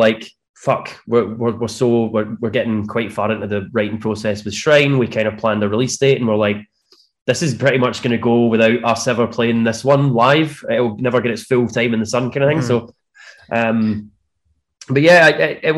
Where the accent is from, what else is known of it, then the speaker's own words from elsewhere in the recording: Scotland, United Kingdom; from north of the border